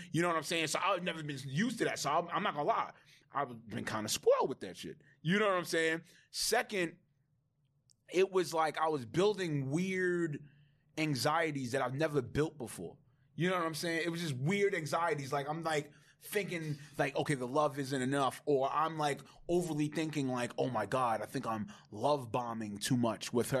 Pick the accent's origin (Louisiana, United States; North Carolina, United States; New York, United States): New York, United States; New York City; I'm from Laurelton, Queens